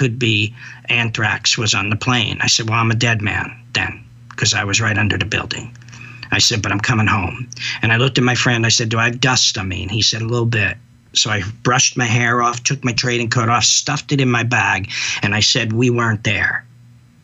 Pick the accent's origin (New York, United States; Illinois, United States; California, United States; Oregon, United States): New York, United States; I'm a New Yorker